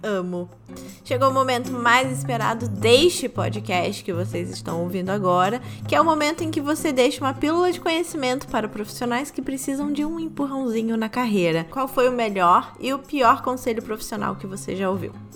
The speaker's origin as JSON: {"language": "Portuguese", "region": "Rio de Janeiro", "country": "Brazil", "moved": "as an adult", "lives_now": "New York, United States", "said": "Eu sou carioca também"}